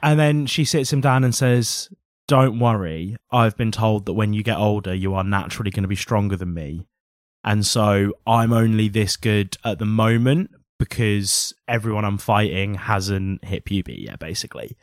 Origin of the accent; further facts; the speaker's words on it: England, United Kingdom; I think we forget as English people